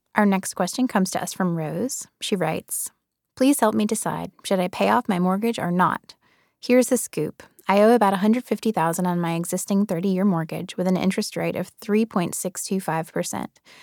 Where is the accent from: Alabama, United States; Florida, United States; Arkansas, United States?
Alabama, United States; Birmingham; now in New York, United States; I grew up in Birmingham, Alabama